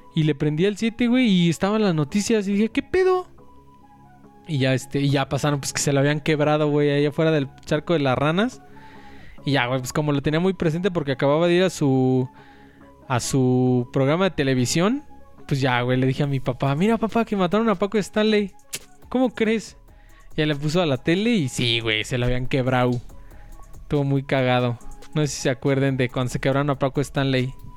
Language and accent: Spanish; Mexico City, Mexico; es mi pueblo, güey, Polanco